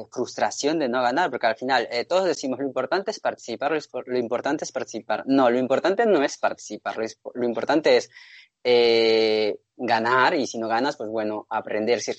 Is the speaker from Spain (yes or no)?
yes; Basque Country, Spain; moved away as an adult; now in Madrid, Spain; me presenté al concurso de jóvenes diseñadores del País Vasco, porque seguía